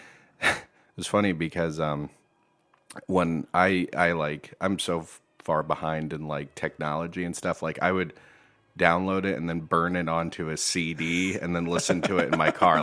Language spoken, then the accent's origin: English; New Bremen, Ohio, United States; moved away as an adult; also born or lived in Bowling Green, Ohio; now in Perrysburg, United States; I grew up in New Bremen, Ohio